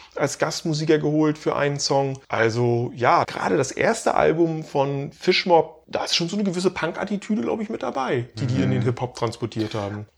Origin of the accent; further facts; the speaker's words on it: Baltic Sea coast, Germany; moved away; meine Heimat erinnert, also äh, an der Ostsee, in der ich eben jetzt seit 20 Jahren nicht mehr lebe